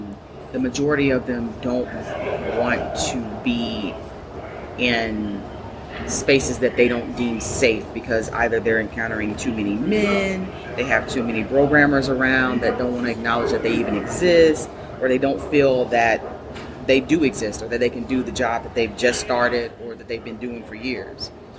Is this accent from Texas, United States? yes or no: no; Mississippi, United States; now in Austin, United States; I'm actually originally from Mississippi.